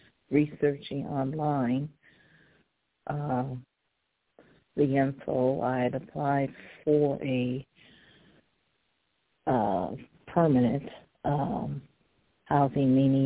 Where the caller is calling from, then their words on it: Cleveland, Ohio, United States; I'm calling from Cleveland, Ohio.